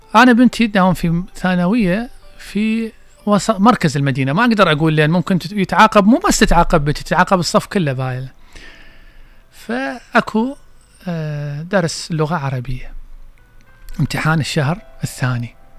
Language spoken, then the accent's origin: Arabic; Basra, Basra Governorate, Iraq; احنا عندنا بالبصرة